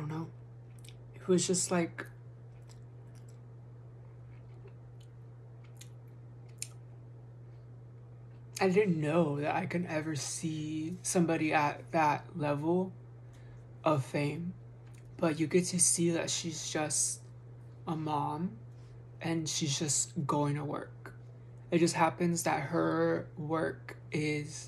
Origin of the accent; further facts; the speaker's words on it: United States; As an American